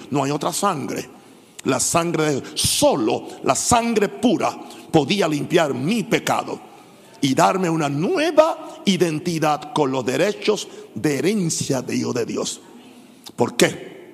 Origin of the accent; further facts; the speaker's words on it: Panama; O yo simplemente soy, soy panameño. Si yo fuera gringo, fuera millonario igual que papá.